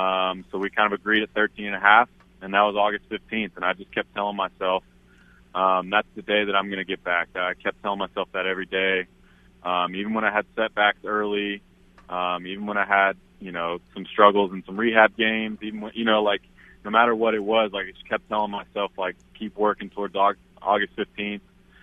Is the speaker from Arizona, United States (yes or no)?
no; Oklahoma, United States; I'm going to root for my state. A lot of those guys were born and raised in Oklahoma. And, you know, some of them, you know, back when I went to Oklahoma State, I knew some of those guys.